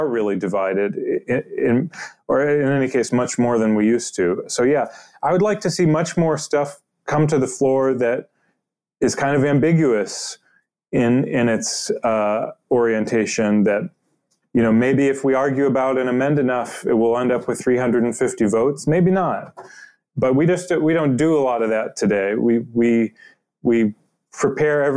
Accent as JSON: {"language": "English", "town": "Cleveland", "region": "Ohio", "country": "United States", "tie": "born or raised there", "said": "I'm from Cleveland. I grew up reading the Cleveland Plain Dealer, and the way that it would have covered politics when I was a kid"}